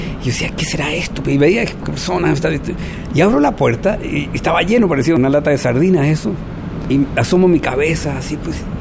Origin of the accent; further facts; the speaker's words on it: Chile; moved away as an adult; also born or lived in Lima, Peru / Barcelona, Spain / Paris, France / Cuba; now in Xalapa, Mexico; Yo me fui de Chile el año 73